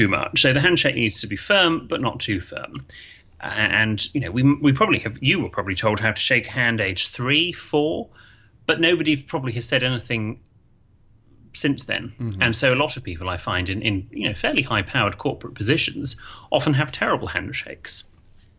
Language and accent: English; United Kingdom; in Britain, we don't really